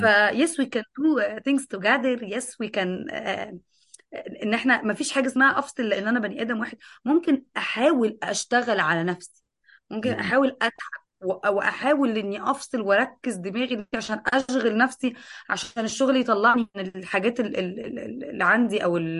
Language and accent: Arabic; Egypt; عندنا في مصر